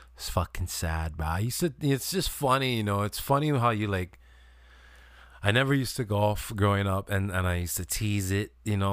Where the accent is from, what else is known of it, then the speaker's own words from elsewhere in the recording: Kailua, Hawaii, United States; also born or lived in US mainland; I grew up in Kailua, you know, I was born on the mainland 'cause my dad was in the Air Force